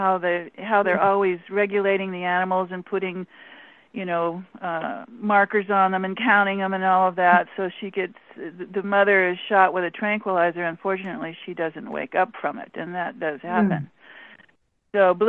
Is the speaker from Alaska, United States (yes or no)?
yes; Alaska, United States; not, because I'm from Alaska.